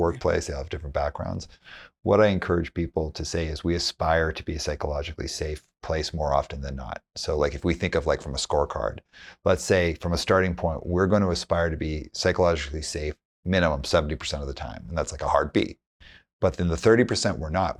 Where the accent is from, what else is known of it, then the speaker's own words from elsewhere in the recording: Calgary, Alberta, Canada; I grew up in Calgary